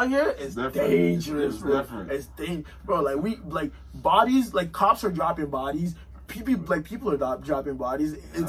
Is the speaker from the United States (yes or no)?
no; Winnipeg, Manitoba, Canada; Yeah, I'm from Winnipeg, bro. That's how we sound. That's how I sound, bro. You know, 204.